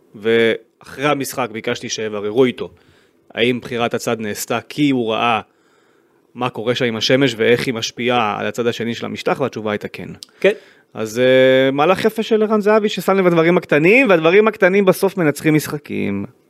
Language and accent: Hebrew; Israel; כיהודי, כישראלי